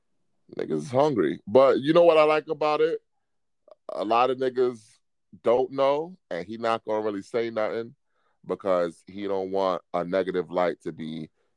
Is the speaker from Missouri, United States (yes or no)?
no; New York City, New York, United States; No, I'm from Brooklyn.